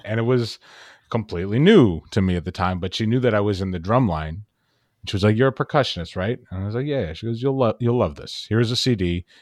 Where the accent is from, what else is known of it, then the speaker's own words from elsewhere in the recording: Dallas, Texas, United States; moved away as an adult; also born or lived in Miami; I was born and raised in Dallas, Texas